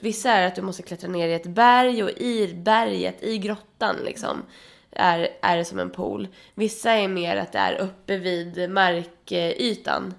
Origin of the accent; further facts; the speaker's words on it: Sweden; jag är svensk